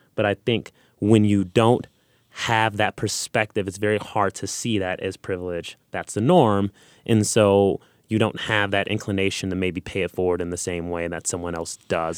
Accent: Los Angeles, California, United States; I grew up in South Central Los Angeles, and I grew up in poverty

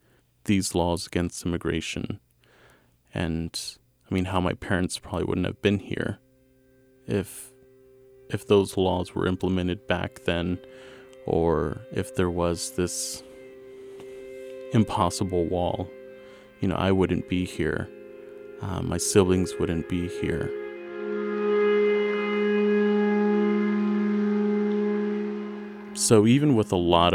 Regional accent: Kansas City, Missouri, United States; I was raised in the West Side

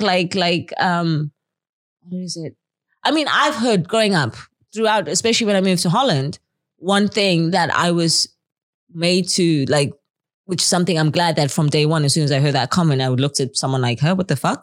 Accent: Zimbabwe; now in Netherlands; I live in Zimbabwe, I grew up in Zimbabwe

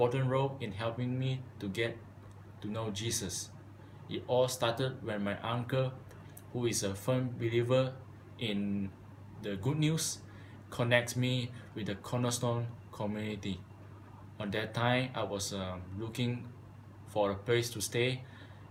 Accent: Malaysia; moved away as an adult; now in United States; I'm from Malaysia

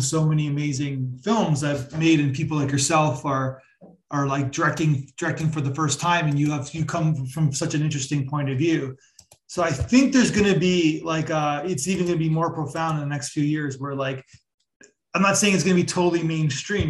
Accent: Toronto, Ontario, Canada; I'm from Toronto as well.

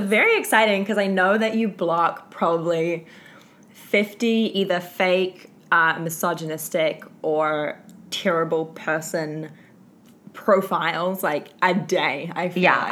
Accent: Auckland, New Zealand; I am not from Wellington. I am from also the North Island, but I'm from Auckland

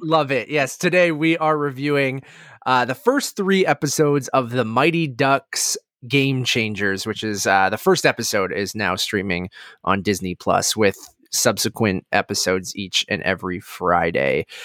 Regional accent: Canada; growing up in Canada who played hockey as a kid

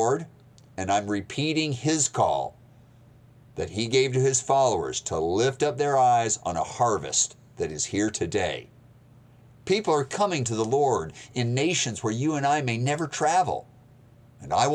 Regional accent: Maine, United States; also born or lived in Montana / Moscow, Russia; now in Georgia, United States; I was born in Montana, raised in Maine. I lived 7 winters in Moscow, Russia

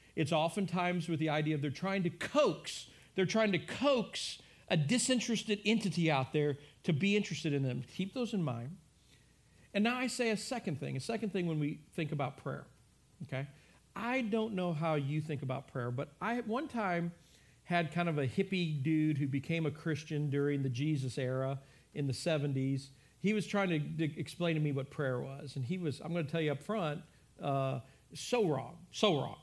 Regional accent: United States; We, as as American church, as the American church

